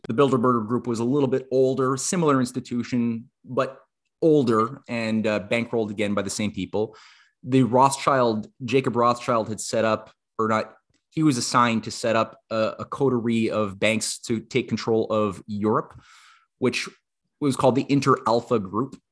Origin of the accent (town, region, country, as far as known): Canada